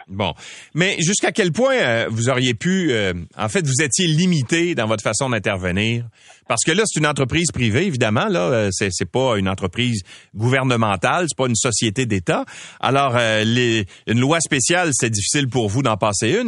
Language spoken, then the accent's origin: French; Quebec, Canada; chez nous au Québec